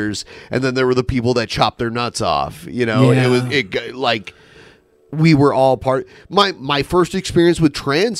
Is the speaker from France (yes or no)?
no; Midwest, United States; accent: Midwestern; moved away; my Midwestern accent comes out